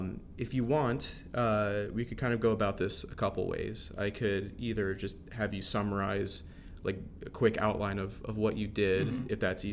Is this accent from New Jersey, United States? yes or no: yes; New Jersey, United States; I'm from New Jersey.